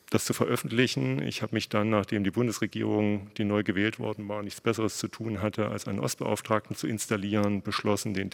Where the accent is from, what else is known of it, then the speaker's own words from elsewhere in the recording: East Germany, Germany; Ich wurde festgelegt als Ostdeutscher.